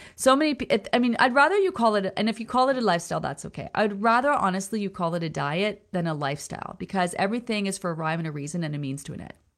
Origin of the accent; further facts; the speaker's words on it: Peterborough, Ontario, Canada; Peterborough, Ontario. That's my hometown. That's where I was born, Peterborough, Ontario.